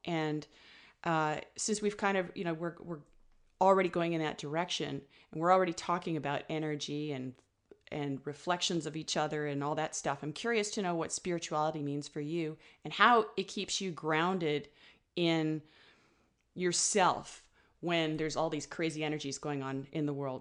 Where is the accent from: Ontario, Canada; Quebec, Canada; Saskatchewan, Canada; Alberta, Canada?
Ontario, Canada; Ottawa; moved away as an adult; also born or lived in north of Vancouver, British Columbia; now in British Columbia, Canada; I'm originally from Ottawa